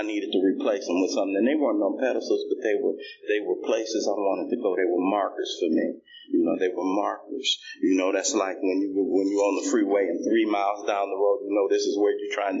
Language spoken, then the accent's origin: English; Los Angeles, California, United States; I come from South Central Los Angeles. I have a big family